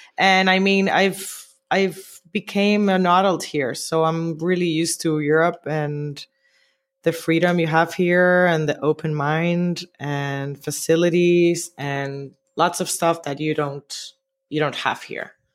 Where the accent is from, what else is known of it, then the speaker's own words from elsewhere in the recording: Santo Domingo, Distrito Nacional, Dominican Republic; moved away as an adult; also born or lived in New York; now in Barcelona, Spain; I grew up in Dominican Republic, specifically in Santo Domingo, the capital